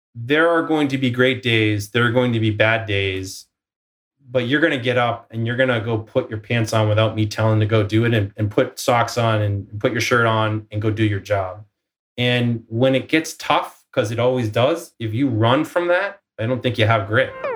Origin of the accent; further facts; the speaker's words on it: Boston, Massachusetts, United States; moved away as an adult; now in Silicon Valley, United States; I'm from Boston